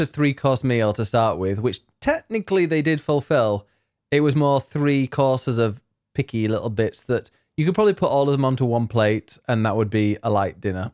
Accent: Leeds, Yorkshire and the Humber, United Kingdom; now in Croydon, United Kingdom; I'm from Leeds.

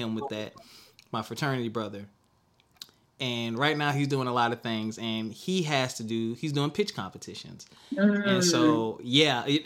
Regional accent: the South, United States; I'm from the South

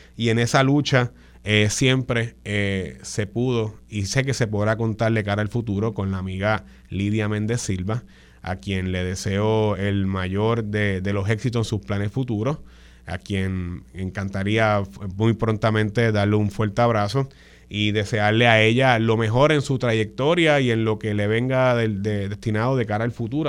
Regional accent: San Juan, Puerto Rico; en la zona metropolitana de San Juan, de donde yo vengo

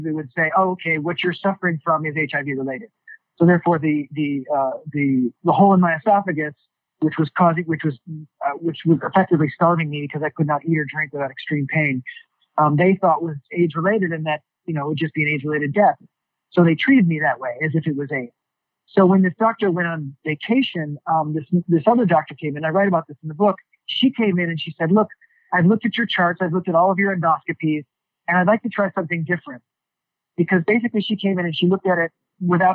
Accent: New York, United States; Just being a New Yorker and loving New York history

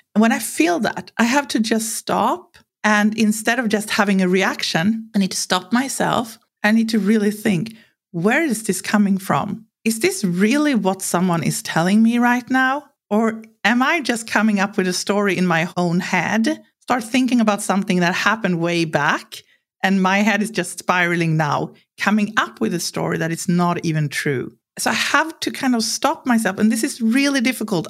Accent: Sweden; growing up in Sweden with a culture where it's really clear here that you're not supposed to think you're something special

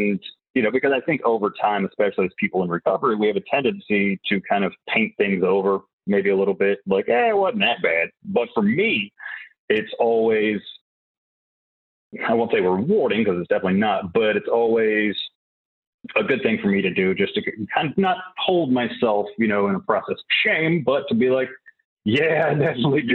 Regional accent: Whiteville, North Carolina, United States; I am from a small town called Whiteville, North Carolina

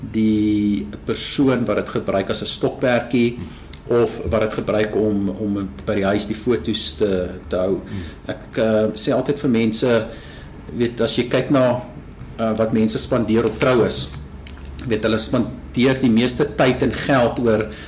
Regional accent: South Africa; ons as Afrikaners

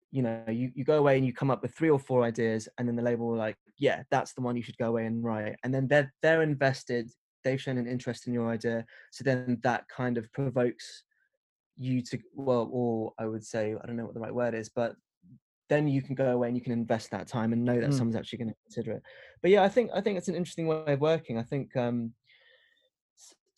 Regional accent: London, United Kingdom; I grew up in West London

